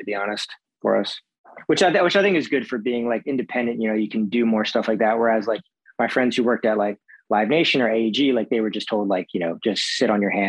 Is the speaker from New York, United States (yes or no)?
no; Philadelphia, Pennsylvania, United States; I grew up in Philadelphia